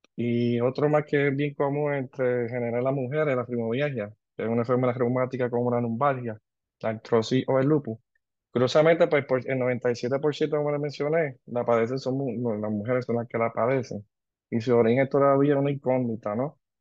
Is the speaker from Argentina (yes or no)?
no; Ponce, Puerto Rico; also born or lived in Antigua; soy de Ponce, eh, egresado de la Universidad de Puerto Rico de Ponce